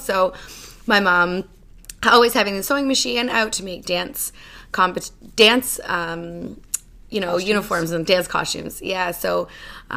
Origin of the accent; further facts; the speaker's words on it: Cambridge, Ontario, Canada; also born or lived in Brampton, Ontario / Australia; I was born in Brampton, Ontario, but I never lived there. I grew up in Cambridge, Ontario, and lived there up until I moved away to go to university in Australia